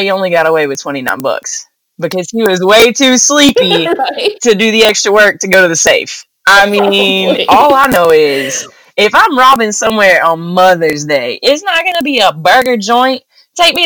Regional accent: the South, United States; accent: thick southern; I'm from the South

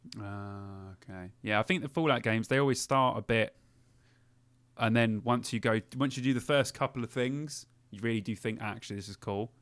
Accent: London, United Kingdom; now in Cheltenham, United Kingdom; I am from London originally, and I miss Camden every week

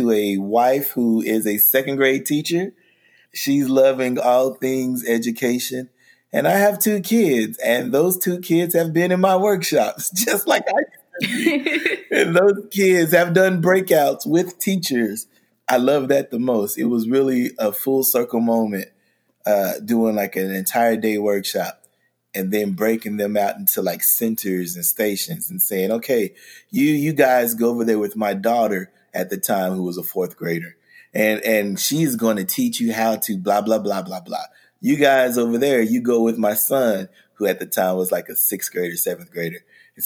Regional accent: Oklahoma City, Oklahoma, United States; I am an educator from Oklahoma City, Oklahoma

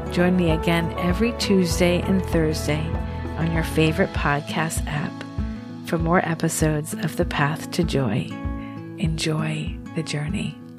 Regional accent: New York City, New York, United States; I was born in New York Presbyterian Hospital, right across the river from Roosevelt Island

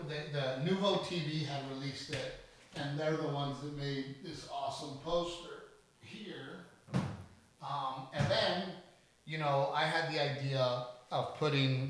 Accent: United States; being Mexican American

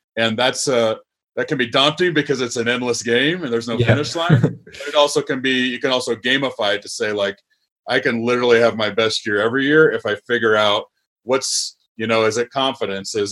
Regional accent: Nebraska, United States; moved away as an adult; I'm a Nebraska boy through and through. I went to, I grew up in Nebraska.

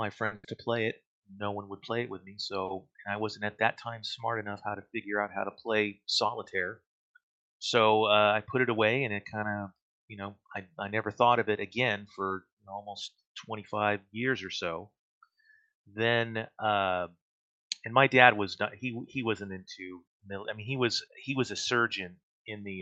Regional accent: Whittier, California, United States; also born or lived in New Jersey; now in Torrance, United States; I consider that I grew up in Whittier, because that's kind of where, mm-hmm. you know, since like eighth grade until I left for college

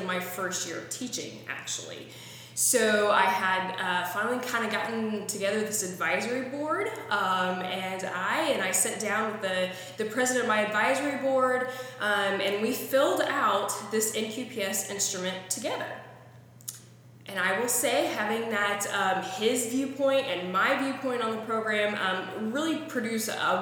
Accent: Missouri, United States; I am originally from Missouri, born and bred, proud of my Show Me State heritage.

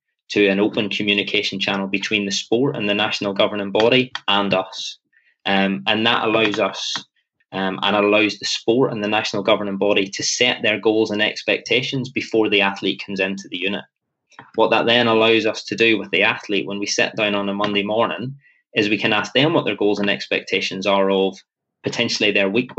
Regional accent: Northern Ireland, United Kingdom; I'm very Northern Irish in my approach

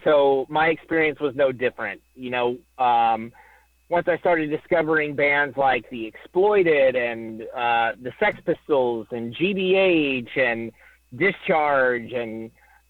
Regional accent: Oklahoma, United States; I'm from Oklahoma, not Indiana

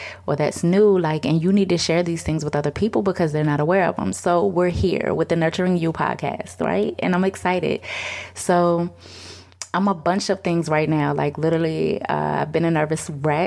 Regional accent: Richmond, United States; also born or lived in Boston, Massachusetts; I was born in Boston, but I have been in Richmond since I was about five

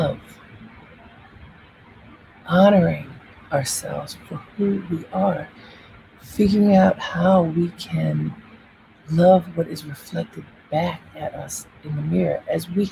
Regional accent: Baltimore, Maryland, United States; I grew up in Baltimore, and I loved being in Baltimore as a child

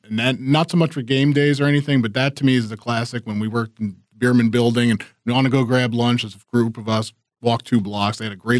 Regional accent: Virginia, United States; moved away; also born or lived in Maryland; I worked in Maryland for a year out of college, and I'm not a Maryland native. I'm from Virginia.

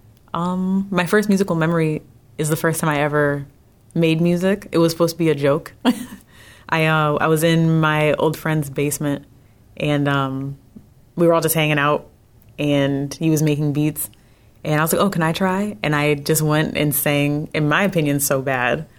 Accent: San Diego, California, United States; moved away; So I'm from San Diego

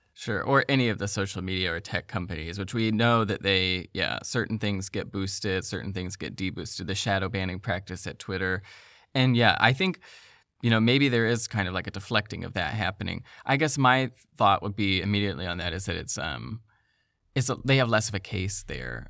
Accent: the South, United States; I'm from the South

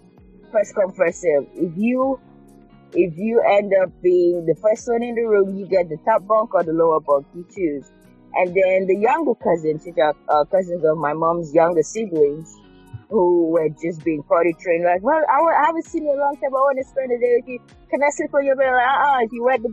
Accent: Cross River, Nigeria; moved away as an adult; also born or lived in Chicago, United States / Florida, United States; now in Louisville, United States; I was in Nigeria almost 20 years. So we, I think growing up in Nigeria, we have, my family's also were pretty close

